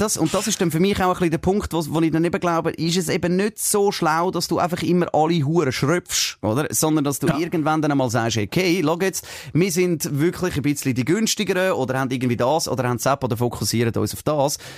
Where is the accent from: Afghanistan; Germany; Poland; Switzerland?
Switzerland; bei uns in der Schweiz